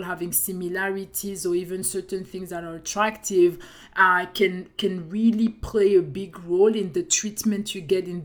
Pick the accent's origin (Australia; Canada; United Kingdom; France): France; accent: French; English is a second language; I have my French accent